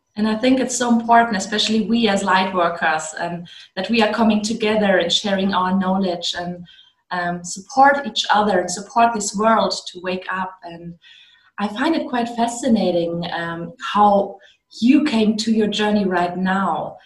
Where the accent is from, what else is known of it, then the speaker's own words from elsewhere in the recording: Germany; I'm I'm from Germany.